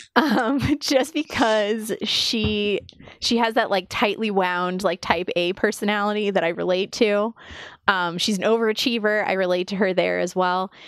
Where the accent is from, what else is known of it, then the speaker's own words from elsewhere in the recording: United States; as an American